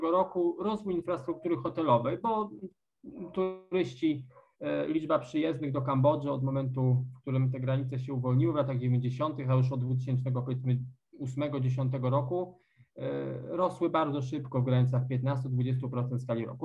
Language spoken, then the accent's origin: Polish; Poland; moved away as an adult; now in Cambodia